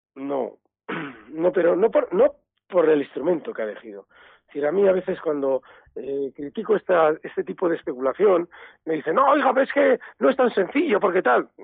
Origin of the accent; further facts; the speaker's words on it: Basque Country, Spain; los vascos somos de la BBV